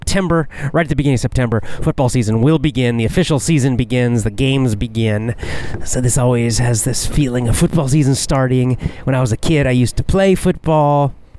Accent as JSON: {"language": "English", "town": "Athens", "region": "Georgia", "country": "United States", "tie": "born or raised there", "said": "going back to Athens, Georgia, my hometown, and football season starting and all the students coming into the town because the town would grow."}